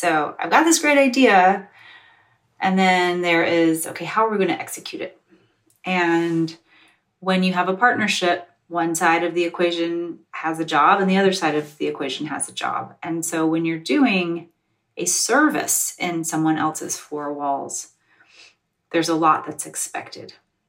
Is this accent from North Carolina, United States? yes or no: yes; North Carolina, United States; also born or lived in Georgia; So I'm from the South. I was born in Georgia and I grew up in North Carolina.